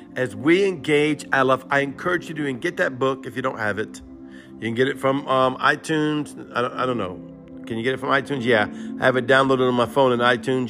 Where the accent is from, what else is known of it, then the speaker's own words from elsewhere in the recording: Cajun, Louisiana, United States; I'm Creole. I'm a Cajun.